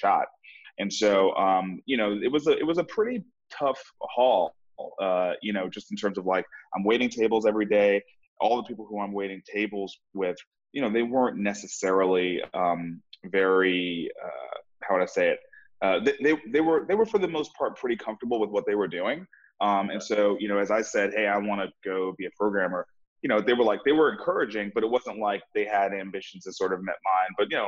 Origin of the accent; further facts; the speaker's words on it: New York City, New York, United States; moved away as an adult; also born or lived in Virginia / Atlanta, Georgia; now in Nashville, United States; I grew up in Brooklyn, New York